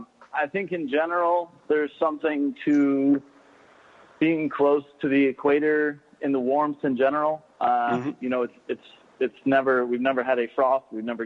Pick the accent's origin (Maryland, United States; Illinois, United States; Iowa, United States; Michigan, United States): Michigan, United States; also born or lived in Chicago / Bay Area, California; now in Key West, United States; So I grew up in Michigan.